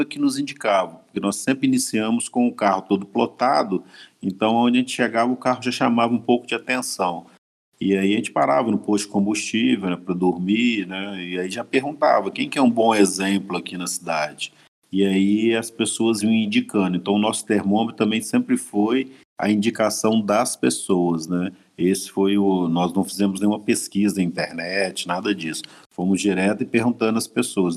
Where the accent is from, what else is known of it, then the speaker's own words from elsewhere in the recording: Minas Gerais, Brazil; moved away; nós somos de Minas